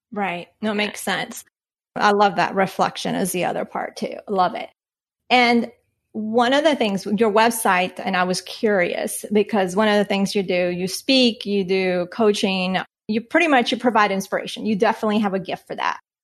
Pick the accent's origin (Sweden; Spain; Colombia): Colombia; moved away; I was born in Colombia